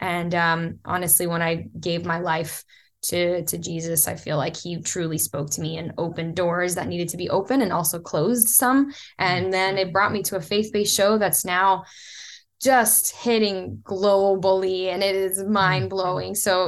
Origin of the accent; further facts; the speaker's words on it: Florida, United States; also born or lived in Brazil; So I was born in Brazil. My mom got hit with the American dream like so many immigrants do. She landed in South Florida and met who I consider now my father. He raised me.